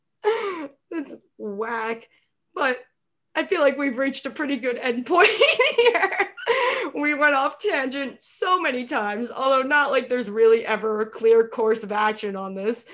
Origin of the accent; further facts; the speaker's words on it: New York, United States; moved away as an adult; also born or lived in Minnesota; I'm from New York, but I went to college in Minnesota.